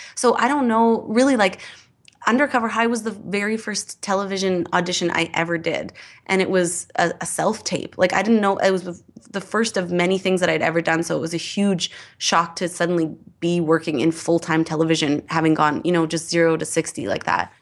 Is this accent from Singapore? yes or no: no; Edmonton, Alberta, Canada; I grew up in Edmonton